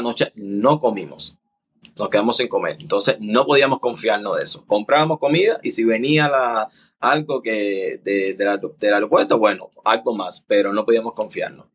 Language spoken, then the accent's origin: Spanish; Cuba; moved away as an adult; now in Panama; no estoy en Cuba.